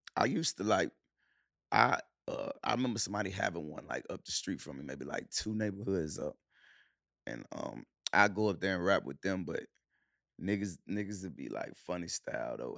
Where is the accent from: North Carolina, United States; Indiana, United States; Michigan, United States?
North Carolina, United States; Charlotte; also born or lived in Cleveland, Ohio / Clarksdale, Mississippi; We moved to Charlotte when we was, when I was seven